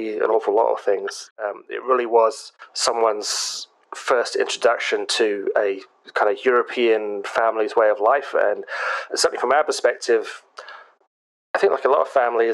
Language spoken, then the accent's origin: English; England, United Kingdom; us being rude English people